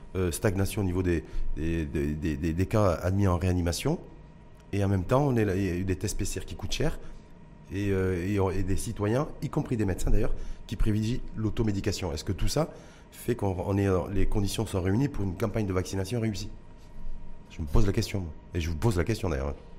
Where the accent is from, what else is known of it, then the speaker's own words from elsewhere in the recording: Morocco; chez nous, au Maroc